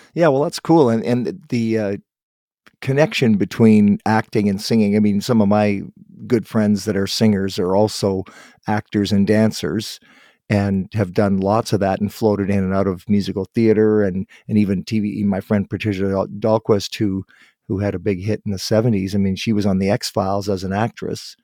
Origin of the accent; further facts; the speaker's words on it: Guelph, Ontario, Canada; I was born in Guelph